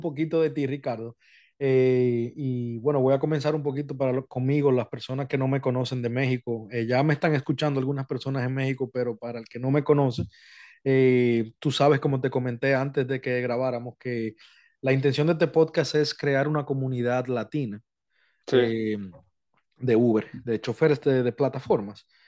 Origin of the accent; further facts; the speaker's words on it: Dominican Republic; now in United States; República Dominicana, mi país natal